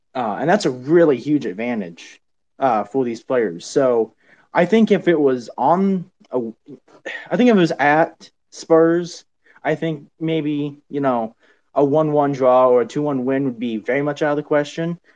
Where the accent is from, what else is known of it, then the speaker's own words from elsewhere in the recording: United States; I am from the United States, not not anywhere from Luton